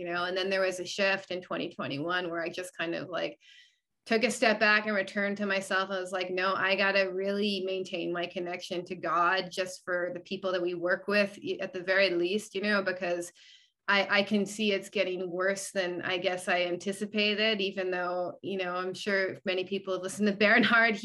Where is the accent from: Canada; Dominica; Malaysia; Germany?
Canada; also born or lived in Arizona, United States; now in United States; because I live here now, I'm actually from Canada originally